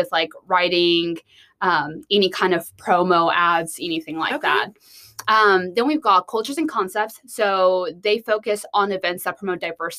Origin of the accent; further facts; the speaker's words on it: Rogers, Arkansas, United States; I am from Rogers, Arkansas.